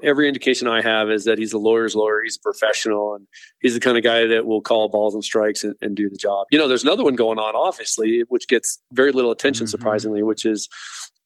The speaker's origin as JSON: {"language": "English", "town": "Denver", "region": "Colorado", "country": "United States", "tie": "born or raised there", "said": "I was born right here in Denver"}